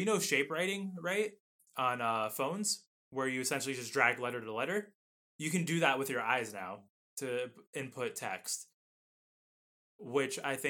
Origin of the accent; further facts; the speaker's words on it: United States; I'm an American. It is Z. I speak the right English.